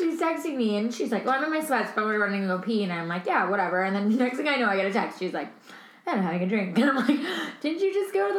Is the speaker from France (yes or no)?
yes; Paris, Île-de-France, France; Yeah, I grew up